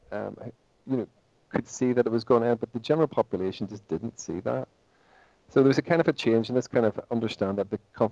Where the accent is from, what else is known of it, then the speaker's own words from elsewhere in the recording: Portadown, Northern Ireland, United Kingdom; where are you from? And I said, Portadown